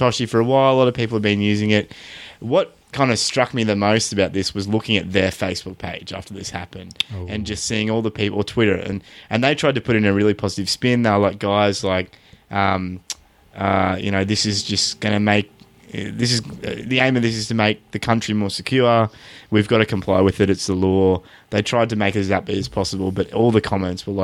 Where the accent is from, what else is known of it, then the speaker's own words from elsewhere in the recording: Australia; As an Australian, like we're here in Australia